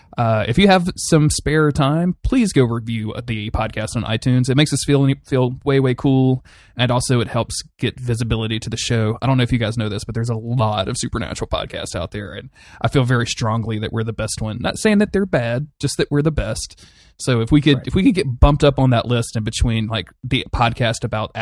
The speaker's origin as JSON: {"language": "English", "region": "Northeast", "country": "United States", "accent": "Northeastern", "said": "I'm going back in and dubbing my Northeastern accent on top of this because I can do accents."}